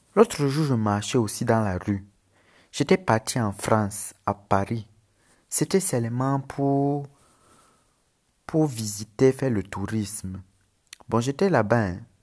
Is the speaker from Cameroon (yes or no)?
yes; Cameroon; accent: Cameroonian; also born or lived in Lebanon; J'habite en Afrique au Cameroun, c'est pour ça que j'ai l'accent. Mais je suis libanais.